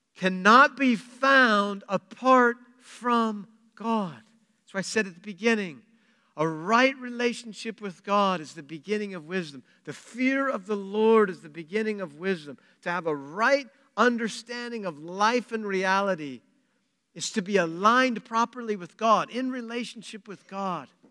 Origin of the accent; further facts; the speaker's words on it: Pratt, Kansas, United States; I'm from Pratt, by the way. I was, that's my hometown.